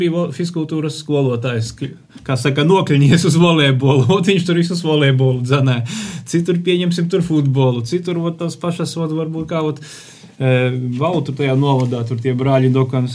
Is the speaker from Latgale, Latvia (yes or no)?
yes; Viļāni, Latgale, Latvia; pats esmu no Viļāniem